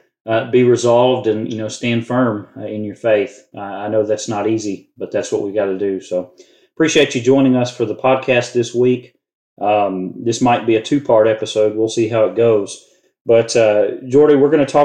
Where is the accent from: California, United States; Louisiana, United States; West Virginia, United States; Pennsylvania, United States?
Louisiana, United States; we're both from Louisiana